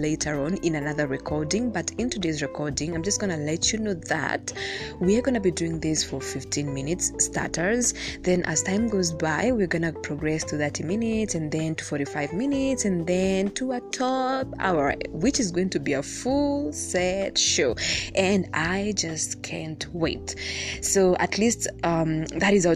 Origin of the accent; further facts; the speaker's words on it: Kenya; Being Kenyan is already complicated